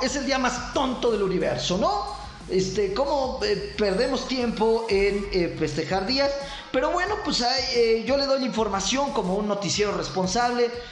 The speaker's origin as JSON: {"language": "Spanish", "country": "Mexico", "said": "nuestro pobre México"}